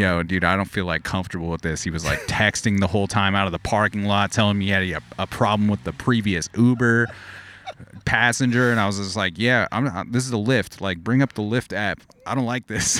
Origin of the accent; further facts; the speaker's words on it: outside of Los Angeles, California, United States; growing up outside of Los Angeles